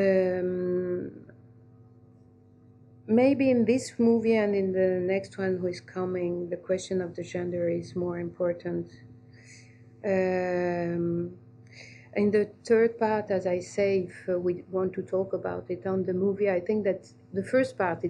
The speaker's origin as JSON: {"language": "English", "country": "Algeria", "tie": "born or raised there", "said": "I grew up in Algeria"}